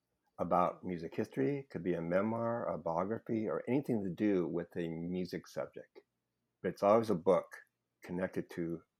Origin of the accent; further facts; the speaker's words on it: Los Angeles, California, United States; accent: Los Angeles; I try to stay with my Los Angeles accent because I'm born and raised here.